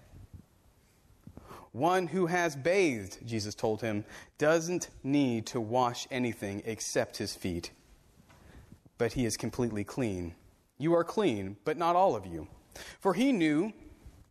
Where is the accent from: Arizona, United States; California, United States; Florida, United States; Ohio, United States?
Florida, United States; Central; moved away; I grew up in Central Florida